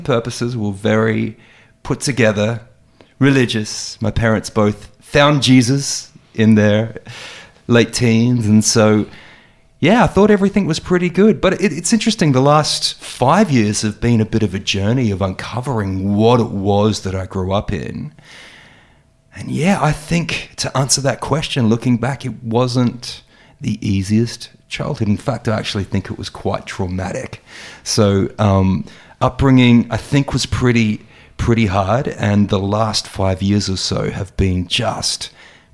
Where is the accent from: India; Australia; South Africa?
Australia; Adelaide, South Australia; moved away as an adult; also born or lived in Sydney; I was born in Adelaide and I moved to Sydney around 2004.